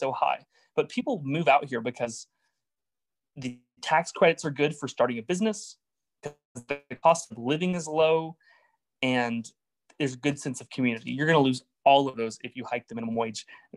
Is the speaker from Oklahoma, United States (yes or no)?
yes; Oklahoma, United States; I'm from Oklahoma. I'm from a pretty rural area.